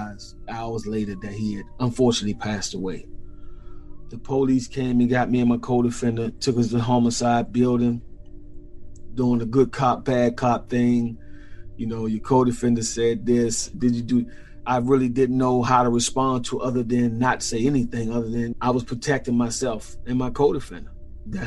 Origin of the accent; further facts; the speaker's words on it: Washington, District of Columbia, United States; as a child growing up in Washington, D.C., it was a city that I loved then